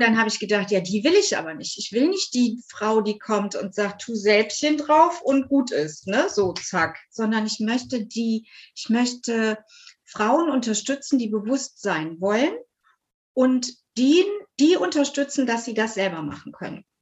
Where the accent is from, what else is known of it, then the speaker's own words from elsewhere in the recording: near Cologne, North Rhine-Westphalia, Germany; ich bin aus der Nähe von Köln